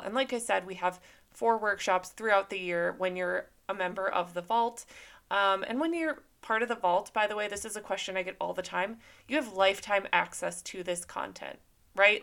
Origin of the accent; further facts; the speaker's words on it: Minnesota, United States; now in Southern California, United States; I grew up in Minnesota